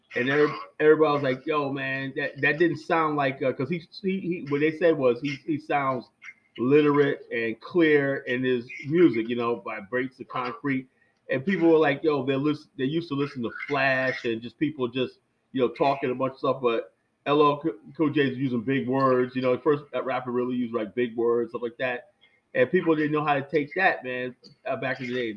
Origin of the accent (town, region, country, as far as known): New York City, New York, United States; born or raised there